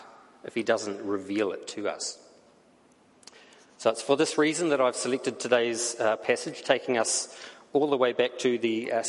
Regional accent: New Zealand; accent: New Zealand; now in Canada; my accent comes from, and the answer is it comes from New Zealand

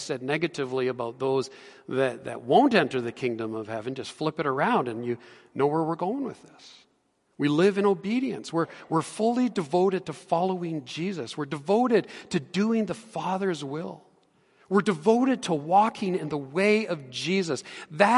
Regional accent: Edmonton, Alberta, Canada; I grew up in Edmonton, and I know my way around the city quite well

